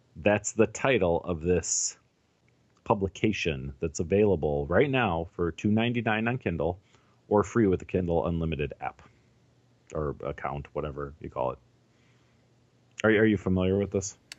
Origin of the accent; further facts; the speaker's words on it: Chicago, Illinois, United States; I, I grew up in Chicago